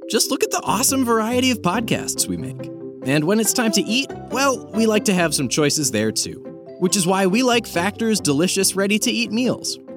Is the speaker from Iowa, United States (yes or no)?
yes; Cedar Rapids, Iowa, United States; I'm from Cedar Rapids, Iowa